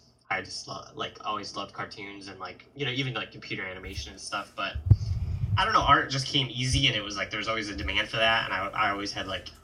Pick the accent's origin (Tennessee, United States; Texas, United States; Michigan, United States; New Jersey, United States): Michigan, United States; Northern; moved away; also born or lived in Chicago; I'm from Michigan originally